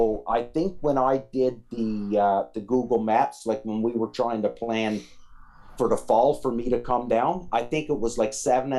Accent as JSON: {"language": "English", "region": "Newfoundland and Labrador", "country": "Canada", "tie": "born or raised there", "moved": "yes", "said": "When I left Newfoundland and I joined the military, well, there was no time for"}